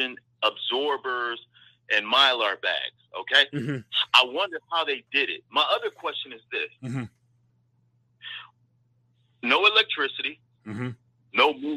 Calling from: Milwaukee, Wisconsin, United States; I'm in Milwaukee.

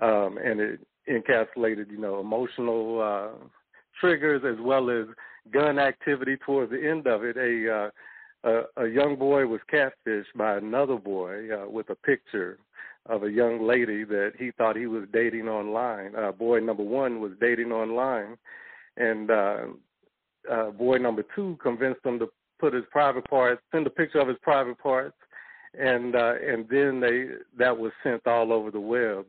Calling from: St. Louis, Missouri, United States; I'm calling from St. Louis.

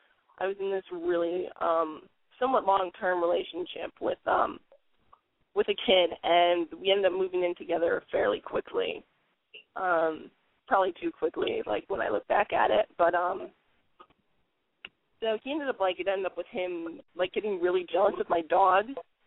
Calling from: Connecticut, United States; Yeah, it's in Connecticut.

